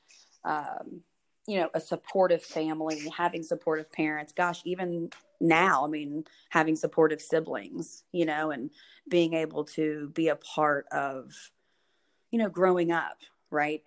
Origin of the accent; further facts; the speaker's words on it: Memphis, Tennessee, United States; I am from Memphis, Tennessee, born and raised